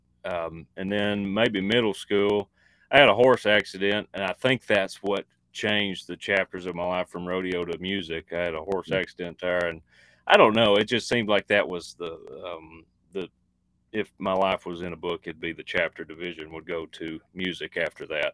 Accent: East Texas, United States; I grew up in East Texas, and I rodeoed a bunch and just did farm life stuff, small town stuff.

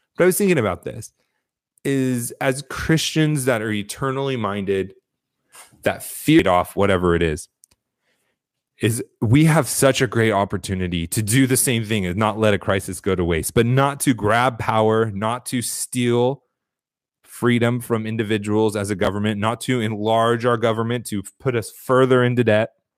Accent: United States; who are we as Americans

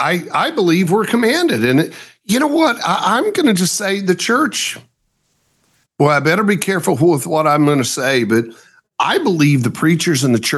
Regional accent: Oklahoma, United States; born there; I was born in Oklahoma too.

